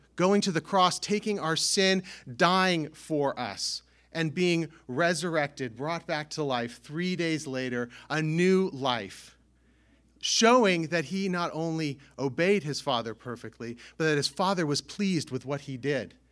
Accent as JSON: {"language": "English", "region": "California", "country": "United States", "tie": "born or raised there", "moved": "yes", "lives_now": "Northeast United States", "said": "I grew up in California"}